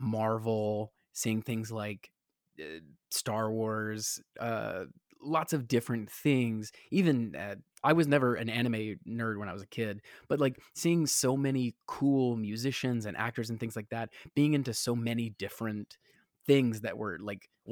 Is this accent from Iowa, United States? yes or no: no; Georgia, United States; moved away as an adult; now in New York, United States; anytime someone said, "Where are you from?" and I said, "Georgia,"